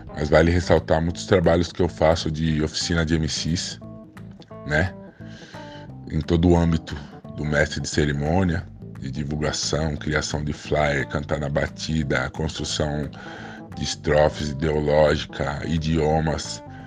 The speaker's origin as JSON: {"language": "Portuguese", "region": "São Paulo", "country": "Brazil", "tie": "born or raised there", "also_born_or_lived": "Caieiras", "said": "sou apenas nascido em Caeiras, mas sou cria do Jaraguá, morei toda a vida aqui. No Jaraguá é um bairro que eu gosto bastante, né? Fica aqui na noroeste de São Paulo"}